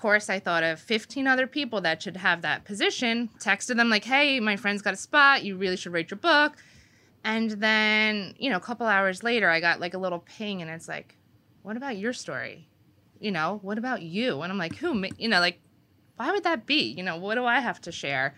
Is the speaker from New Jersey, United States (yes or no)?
yes; Wanamassa, New Jersey, United States; from Winamasa